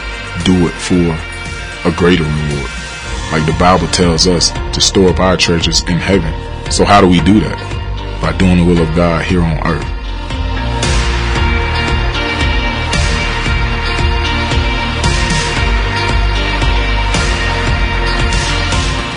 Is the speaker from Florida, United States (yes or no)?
yes; Pahokee, Florida, United States; my hometown, Pahokee, Florida. Small town right on Lake Okeechobee